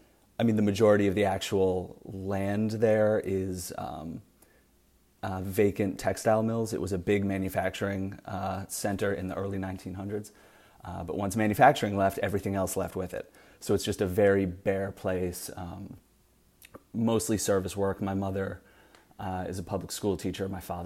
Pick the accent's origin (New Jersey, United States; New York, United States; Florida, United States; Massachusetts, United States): Massachusetts, United States; Fall River; I grew up in Fall River, Massachusetts.